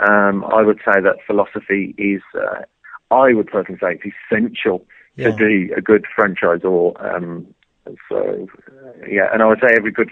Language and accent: English; Birmingham, West Midlands, United Kingdom; 38 years ago when I was born in Birmingham.